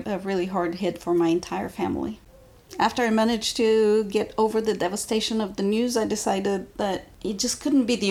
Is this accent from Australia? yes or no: no; Bulgaria; now in United States; I was born in Bulgaria and I was there